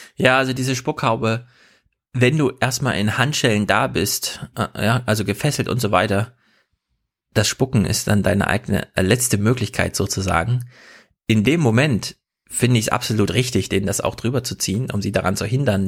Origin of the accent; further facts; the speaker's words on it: East Germany, Germany; moved away; also born or lived in East Westphalia / Hesse; man sitzt so richtig als Ossi